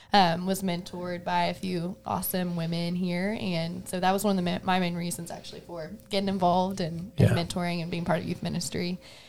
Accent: Austin, Texas, United States; I've been around here for a little while. I grew up in Austin

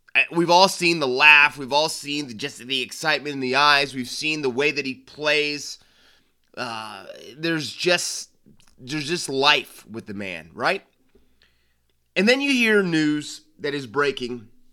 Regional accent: United States; over here in, in the States

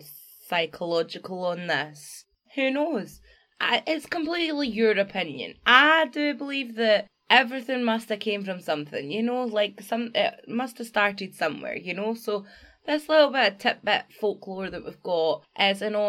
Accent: Scotland, United Kingdom; I'm from Scotland

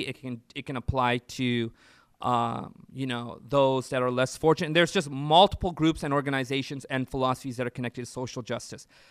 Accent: Orange County, California, United States; now in Central California, United States; I was, uh, born and raised in Orange County

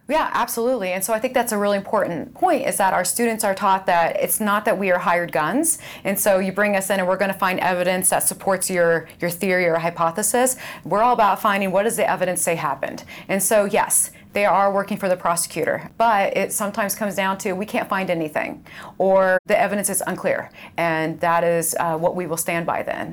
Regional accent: Indiana, United States; I grew up in Indiana. So I grew up about fifteen miles away from here on a farm.

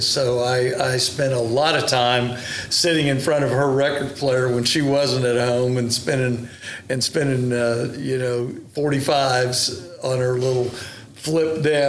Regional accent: Tulsa, Oklahoma, United States; Yes, sir, that's correct. Born in 1953

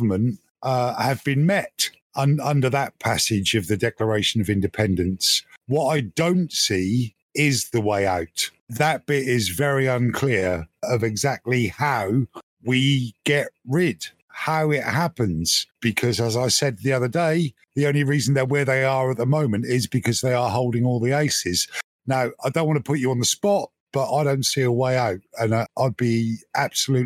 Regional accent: Ireland; I'm Irish

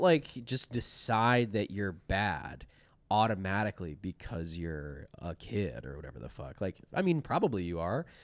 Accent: Chambersburg, Pennsylvania, United States; also born or lived in Philadelphia; now in Los Angeles, United States; I really grew up in a town called Chambersburg, Pennsylvania

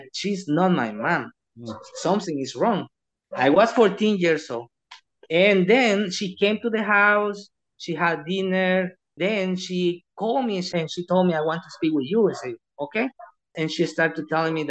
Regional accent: El Salvador; I'm from El Salvador.

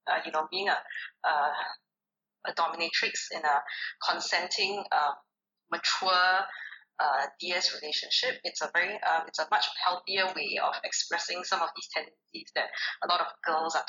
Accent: Singapore; I'm actually an immigrant, but I grew up in Singapore

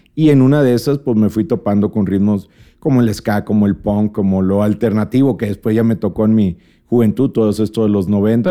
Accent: Monterrey, Nuevo León, Mexico; also born or lived in Mexico City; somos de Monterrey

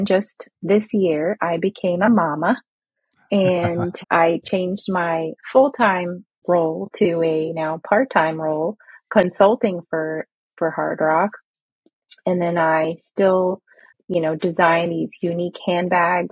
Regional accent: Alpharetta, Georgia, United States; moved away as an adult; also born or lived in Kuwait; now in Orlando, United States; I grew up in Alpharetta, Georgia. So I say that I'm a Middle Eastern Georgia peach

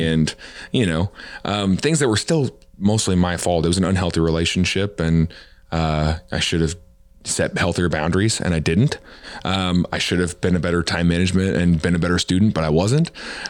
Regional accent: the Bible Belt, United States; but I also felt like I grew up in the Bible Belt.

